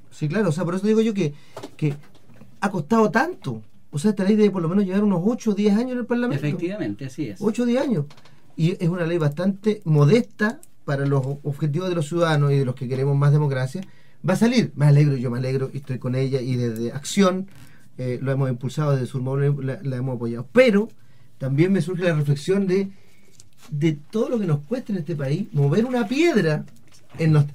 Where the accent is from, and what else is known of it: Chile